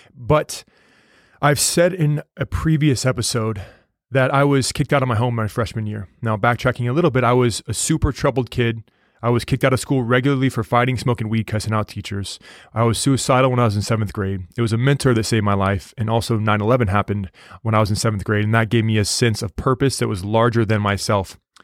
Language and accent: English; United States; I told him the United States